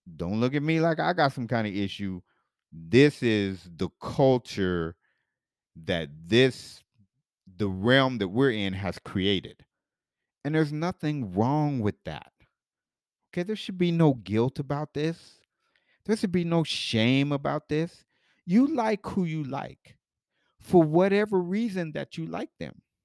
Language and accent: English; Denver, Colorado, United States; as a kid growing up in Denver where I was the only black kid in my elementary school.